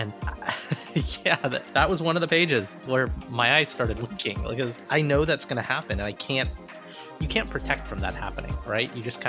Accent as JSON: {"language": "English", "region": "the South", "country": "United States", "tie": "born or raised there", "said": "little Asian kids like us growing up in the South"}